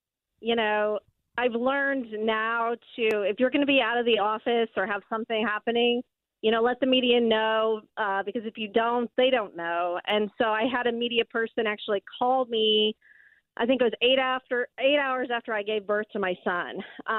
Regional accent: Nebraska, United States; moved away; I grew up in Nebraska

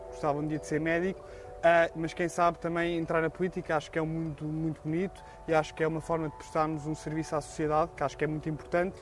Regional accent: Portugal; como portugueses que somos

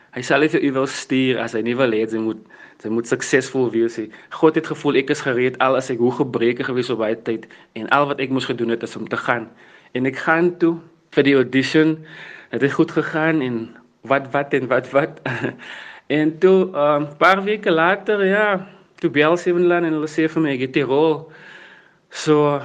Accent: Worcester, Western Cape, South Africa; ek het groot geword in Victoria Park en in Johnson's Park in Woester

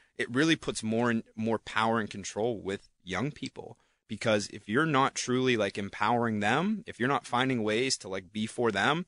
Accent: New Castle, Pennsylvania, United States; born or raised there

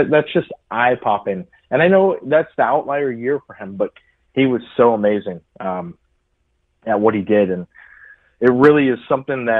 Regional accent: California, United States; moved away as an adult; also born or lived in San Diego / Chicago; I grew up in California

